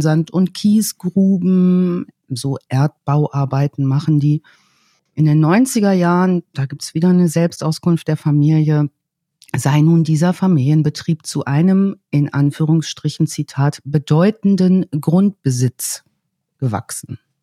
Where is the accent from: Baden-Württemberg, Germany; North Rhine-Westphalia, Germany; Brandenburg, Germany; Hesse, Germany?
North Rhine-Westphalia, Germany; meinem Geburtsort in Ostwestfalen